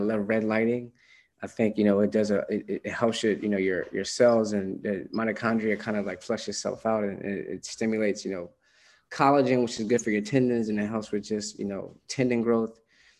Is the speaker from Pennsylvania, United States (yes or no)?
yes; Philadelphia, Pennsylvania, United States; also born or lived in New York; Philly. Cool. So my family's in East Coast, Philadelphia.